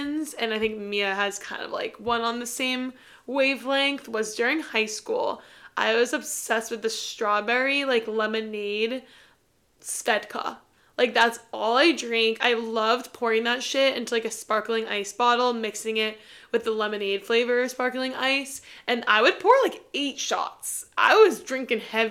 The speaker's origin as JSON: {"language": "English", "region": "New York", "country": "United States", "tie": "born or raised there", "said": "growing up in New York"}